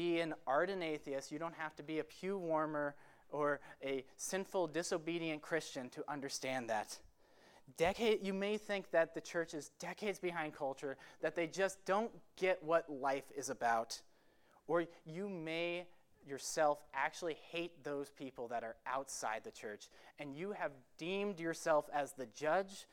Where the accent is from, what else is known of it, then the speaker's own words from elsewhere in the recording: Marco Island, Florida, United States; moved away as an adult; now in Glenside, Pennsylvania, United States; my hometown, Marco Island, Florida